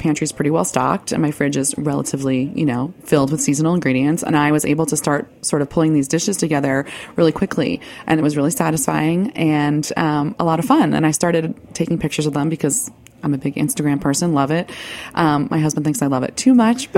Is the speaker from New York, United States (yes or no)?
yes; Rockland County, New York, United States; also born or lived in Greenwich Village, New York City; I was born actually in Greenwich Village in the late 70s and was raised in the suburbs in Rockland County